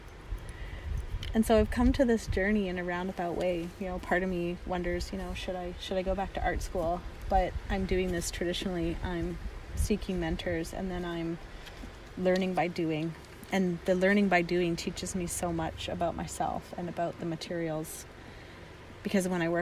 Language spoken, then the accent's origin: English; Dakelh territory near Stellat'en, British Columbia, Canada; I grew up on Duck Health territory near Stella